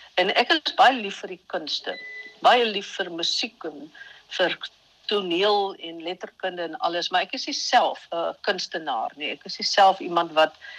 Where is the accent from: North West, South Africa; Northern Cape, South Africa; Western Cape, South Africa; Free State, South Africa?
Western Cape, South Africa; Vredendal; Gebore en getoe in Vredendal, so op die kant van Namakoland